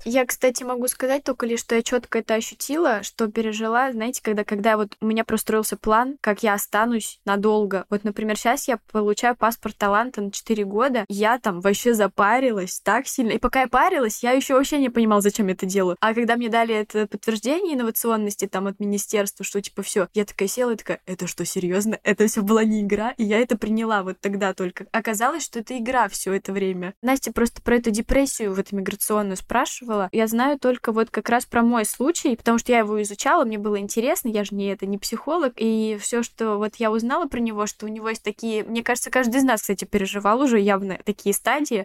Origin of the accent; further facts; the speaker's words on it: Anzhero-Sudzhensk, Kemerovo Oblast, Russia; moved away as an adult; also born or lived in Moscow; Я 18 лет уехала из Сибири, из маленького-маленького города, про который никто не знает, в Кемеровской области